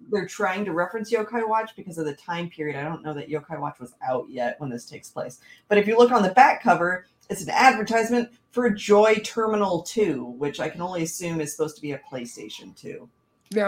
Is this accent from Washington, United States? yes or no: yes; Washington, United States; I'm from Washington